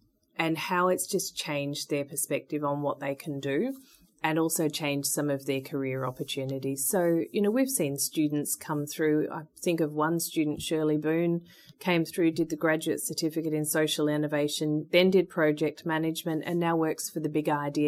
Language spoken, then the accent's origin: English; Victoria, Australia; both my parents worked at universities, and I grew up running around Monash University over the summer holidays.